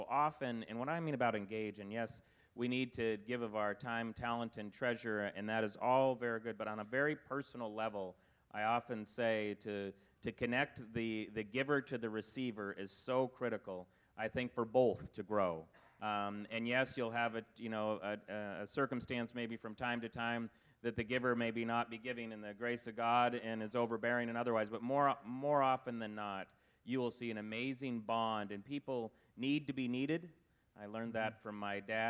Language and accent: English; Spokane, Washington, United States; moved away as an adult; I was born and raised here.